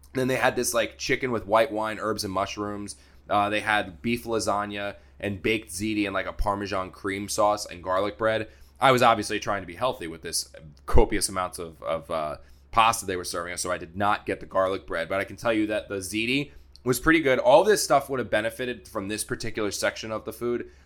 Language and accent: English; United States; I'm from New York or, like, the New York area